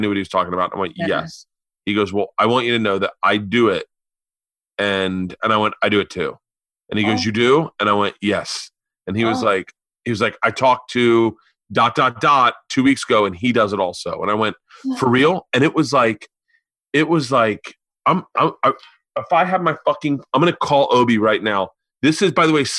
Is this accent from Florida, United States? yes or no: yes; Tampa, Florida, United States; born or raised there; now in Los Angeles, United States